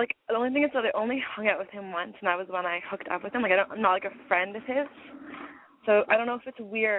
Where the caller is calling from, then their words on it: Toronto, Ontario, Canada; I'm calling from Toronto.